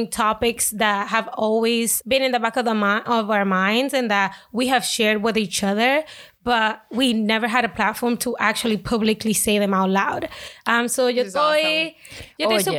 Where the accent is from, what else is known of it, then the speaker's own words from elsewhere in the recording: Lawrence, Massachusetts, United States; And actually, I'm from Lawrence.